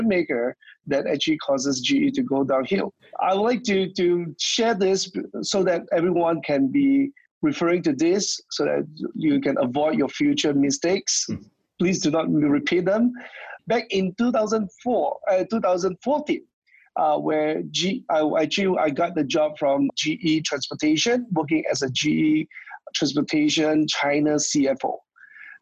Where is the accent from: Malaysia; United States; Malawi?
Malaysia; moved away; I'm actually originally from Malaysia